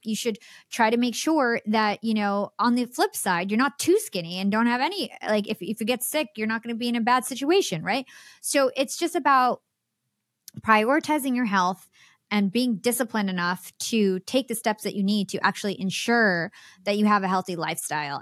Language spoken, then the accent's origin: English; New York, United States; I'm from New York.